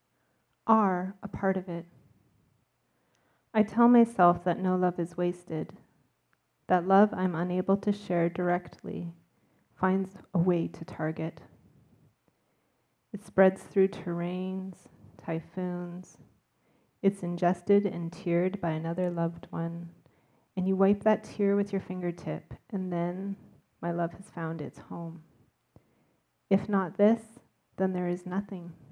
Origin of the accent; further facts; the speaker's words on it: Vancouver, British Columbia, Canada; I'm from Vancouver